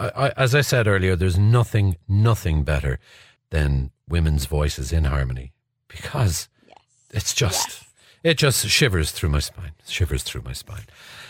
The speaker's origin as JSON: {"language": "English", "country": "Ireland", "said": "what I love about being Irish"}